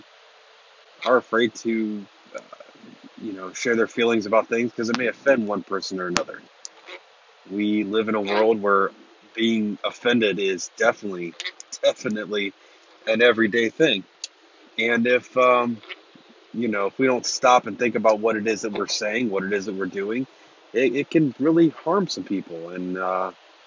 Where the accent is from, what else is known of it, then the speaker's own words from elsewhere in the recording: Lancaster, Ohio, United States; moved away as an adult; now in Newark, United States; I'm from Lancaster, Ohio, and about 12 years ago, I moved to Newark, Ohio